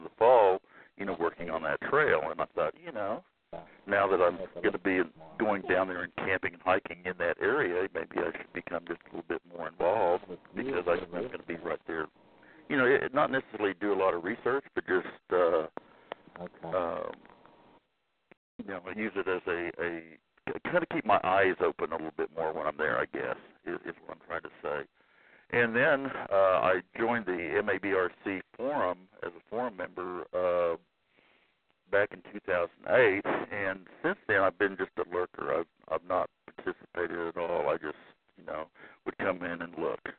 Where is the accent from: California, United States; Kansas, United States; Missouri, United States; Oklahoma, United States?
Oklahoma, United States; Oklahoma City; I'm from Oklahoma City, currently live there.